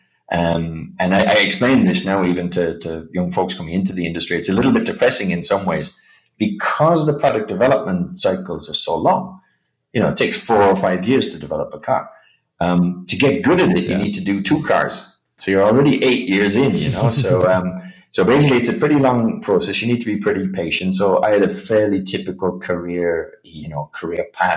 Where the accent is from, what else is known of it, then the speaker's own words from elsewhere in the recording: Ireland; moved away as an adult; also born or lived in United Kingdom / Japan; I went to uni in Ireland, actually, back in my home country